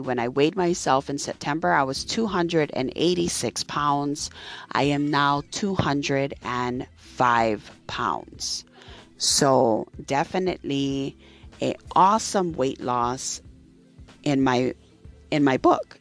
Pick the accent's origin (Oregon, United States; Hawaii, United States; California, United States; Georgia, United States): Hawaii, United States; I am from Hawaii. I live on the island of Maui.